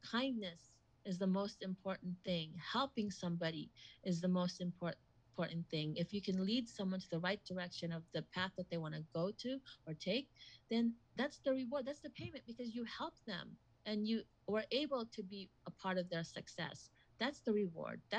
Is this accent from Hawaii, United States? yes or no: yes; Hawaii, United States; also born or lived in Philippines; so I grew up in Hawaii. I was born